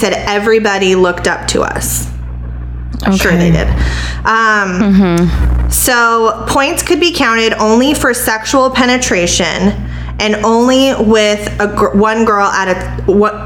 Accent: Lakewood, California, United States; now in Ocala, United States; my home sweet home is now Ocala, Florida, but my hometown, born and raised, Lakewood, California

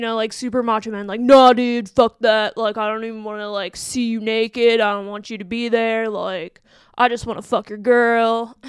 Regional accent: Western Pennsylvania, United States; I'm from there, that, around that area too

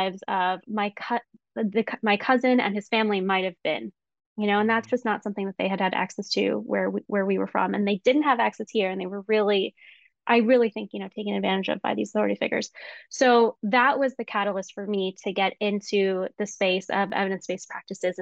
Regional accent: United States; I am a Pakistani and Filipino, cisgender female. I'm Muslim, identify as Muslim, and my parents immigrated to the United States back in the 1970s. So I would be the first sort of born here

